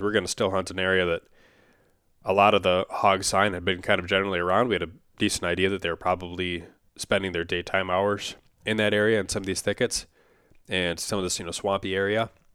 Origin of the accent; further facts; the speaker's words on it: Upper Midwest, United States; I'm from the Upper Midwest as well